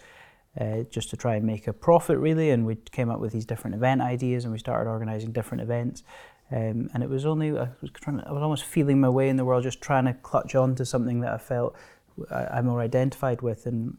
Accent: Stirling, Scotland, United Kingdom; I grew up just near Stirling, close to Blair Drummond Safari Park.

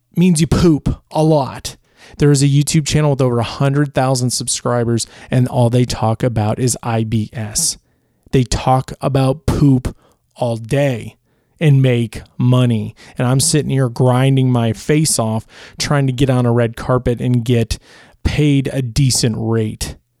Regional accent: Chicago, Illinois, United States; moved away; also born or lived in Los Angeles, California; I'm originally from Chicago, so being from Portillo's or, or just eating Portillo's as a kid

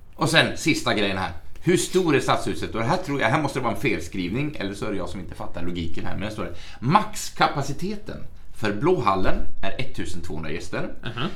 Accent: Sweden; also born or lived in Norway; jag, som svensk uppfostrad

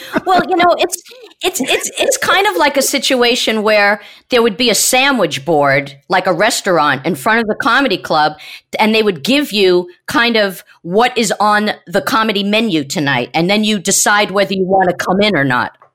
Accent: New York, United States; Growing up in New York as a kid

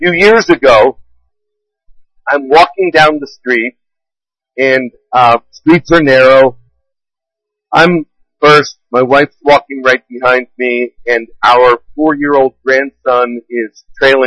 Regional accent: DuBois, Pennsylvania, United States; my hometown of Dubois

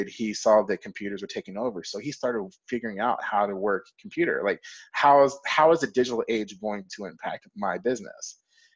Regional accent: Fort Worth, Texas, United States; I grew up in Fort Worth, Texas

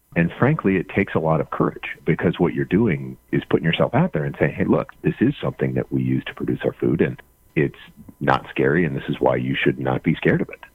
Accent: Kansas, United States; I grew up in Kansas

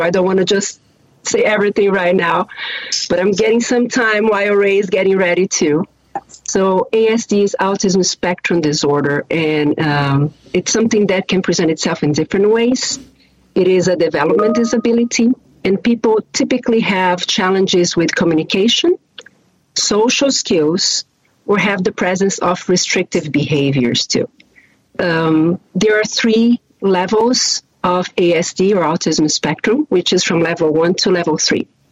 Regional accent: Brazil; English is a second language; now in Chicago, United States; If you hear a little bit of an accent, I always like to tell people that I am from Brazil

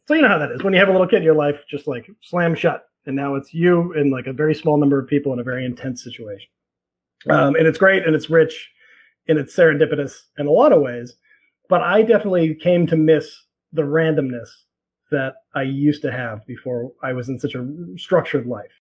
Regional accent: Boston, Massachusetts, United States; moved away as an adult; now in New York, United States; I grew up in Boston.

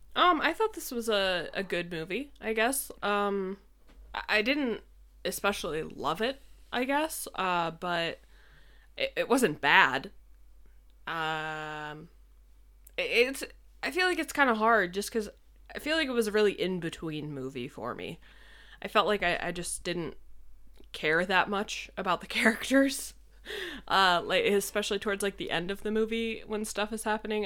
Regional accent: New York, United States; moved away

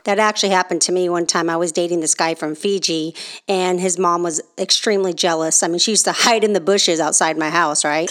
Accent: Oakland, California, United States; moved away; also born or lived in the South (US); I was born and raised in California and specifically the Oakland Bay Area

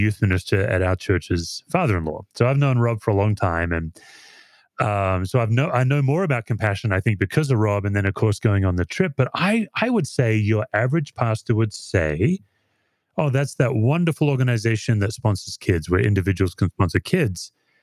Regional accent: Perth, Western Australia, Australia; I grew up in Perth, Western Australia

